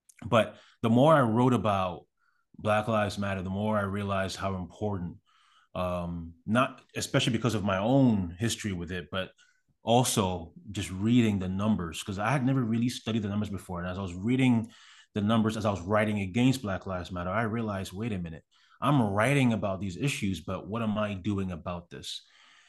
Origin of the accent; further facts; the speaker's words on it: Canada; moved away as an adult; now in United States; because again, I'm from Canada. I had been in America for maybe 3 or 4 months when that happened.